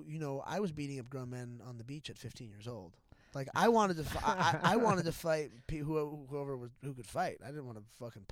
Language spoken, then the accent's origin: English; South County, Orange County, California, United States; I grew up in South County.